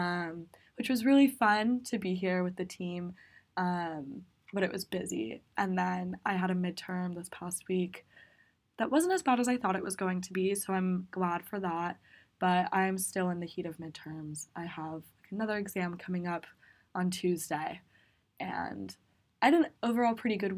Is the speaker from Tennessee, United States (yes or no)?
no; Eugene, Oregon, United States; I'm a sophomore at Bryn Mawr from Eugene, Oregon.